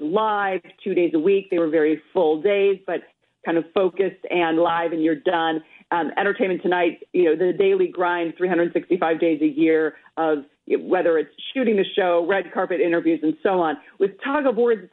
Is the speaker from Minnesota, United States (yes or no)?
yes; Minnesota, United States; I'm Minnesotan